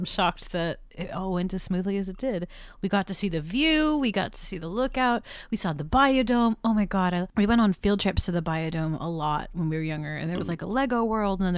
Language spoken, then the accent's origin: English; Montreal, Quebec, Canada; now in United States; I grew up in Montreal, Canada